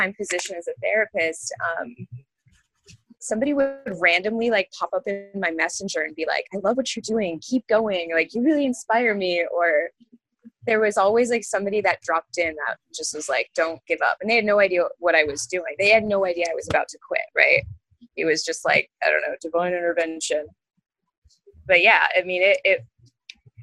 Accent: Maine, United States; now in Gainesville, United States; where I'm from, born and raised in Maine

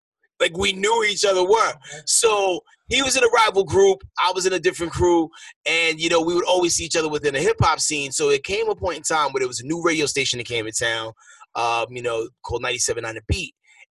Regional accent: New York, United States; I'm originally from New York.

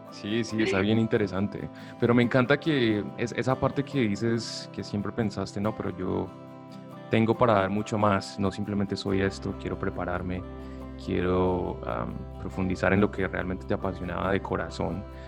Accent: Buga, Valle del Cauca, Colombia; now in United States; soy colombiano y estoy orgulloso de mi acento

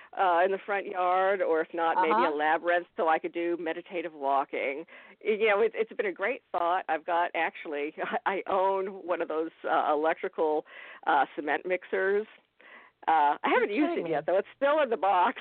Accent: Texas, United States; moved away as an adult; now in South Florida, United States; I will always be a native Texan

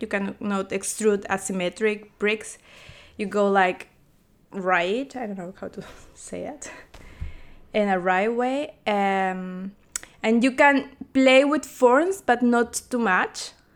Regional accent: Peru; moved away as an adult; also born or lived in Chile; now in Berlin, Germany; I'm from Peru, and I study product

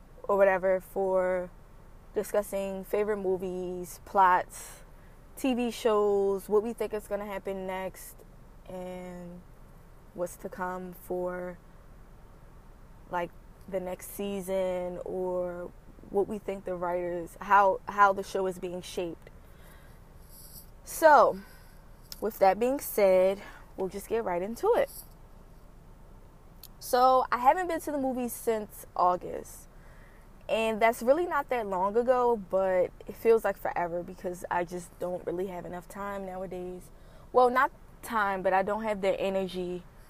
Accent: Baltimore, Maryland, United States; as someone who has been born and raised on the East Coast, especially in Baltimore

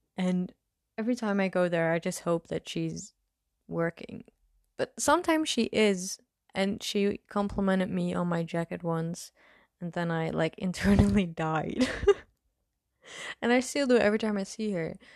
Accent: Netherlands; English is a second language; I'm from the Netherlands

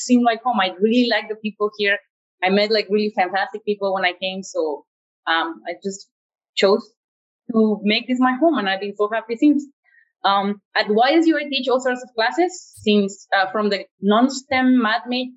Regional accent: Guadalajara, Jalisco, Mexico; moved away as an adult; now in United States; I'm originally from Mexico, and I was born and raised in the city of Guadalajara, Jalisco

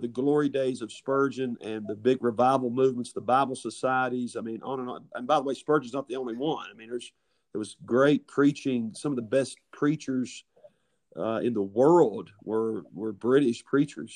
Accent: Southern West Virginia, United States; from Southern West Virginia perspective

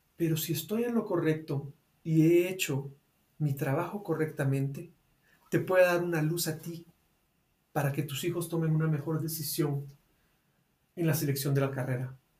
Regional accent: Guatemala; acá en Guatemala, en mi país

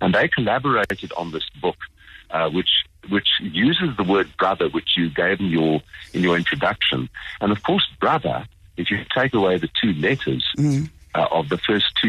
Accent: South Africa

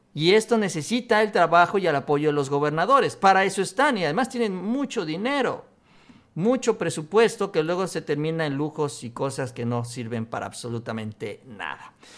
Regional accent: Mexico; como buenos mexicanos

